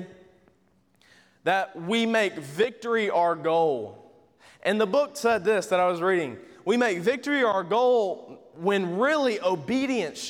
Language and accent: English; Georgia, United States; I'm from Georgia